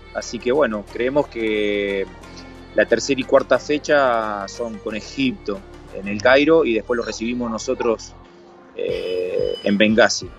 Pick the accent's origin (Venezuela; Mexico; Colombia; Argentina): Argentina; moved away